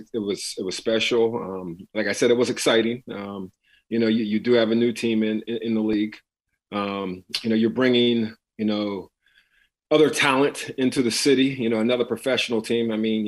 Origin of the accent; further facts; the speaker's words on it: East Coast, United States; moved away as an adult; also born or lived in Minnesota; I'm from the East Coast, and my whole life spent on the East Coast